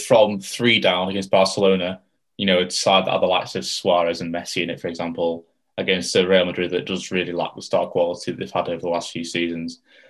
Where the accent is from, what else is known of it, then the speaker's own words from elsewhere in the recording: England, United Kingdom; being an English fan